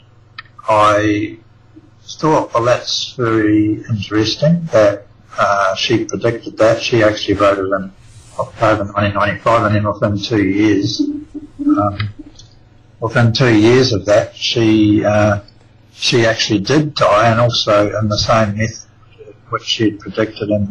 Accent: New Zealand; moved away as an adult; now in Australia; I'm actually a New Zealander. I was born in New Zealand. I've been in Australia, though, for about something like 26 years

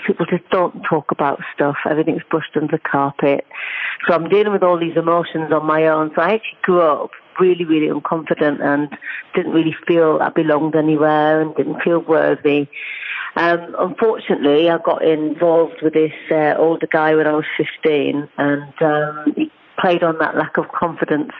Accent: North East England, United Kingdom; accent: Geordie; moved away as an adult; also born or lived in Cheltenham; I would live brought up in a little small village in the northeast, as you can hopefully tell from my accent.

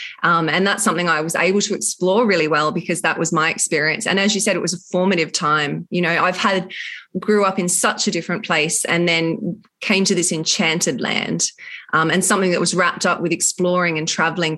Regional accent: Narooma, New South Wales, Australia; So I grew up in Narooma on the south coast of New South Wales on a dairy farm, which had been our family for generations. I had grandparents just over the hill. My dad was the main dairy farmer on the property.

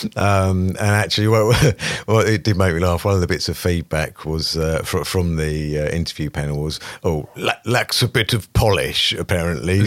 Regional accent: Brightlingsea, East of England, United Kingdom; from a small town in northeast Essex called Brightlingsea

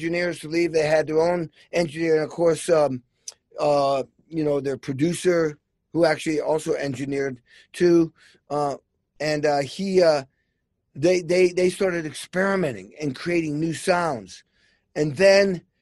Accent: Massachusetts, United States; I grew up in Massachusetts

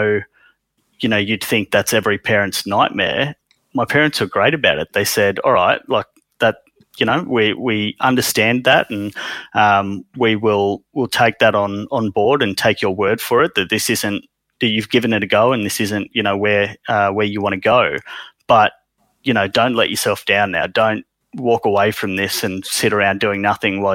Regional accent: Sydney, New South Wales, Australia; also born or lived in India; I was educated here. I grew up here

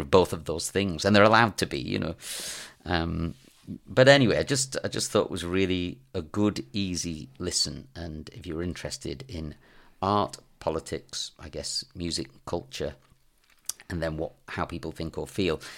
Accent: England, United Kingdom; me being English, speaking French

